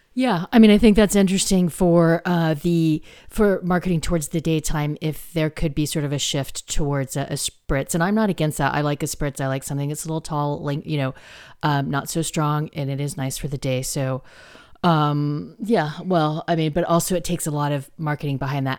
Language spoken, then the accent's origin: English; United States; I'm American